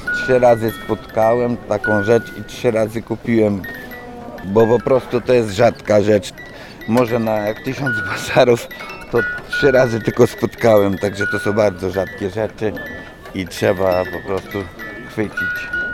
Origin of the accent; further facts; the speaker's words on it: Roztocze, Poland; u nas na Roztoczu